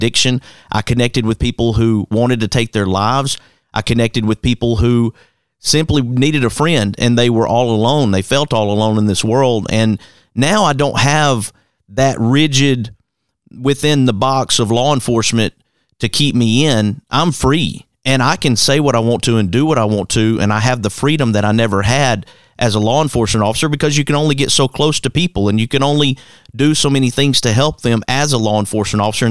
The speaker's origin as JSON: {"language": "English", "town": "Hueytown", "region": "Alabama", "country": "United States", "tie": "born or raised there", "said": "that same yard that I was growing up in Hueytown, Alabama"}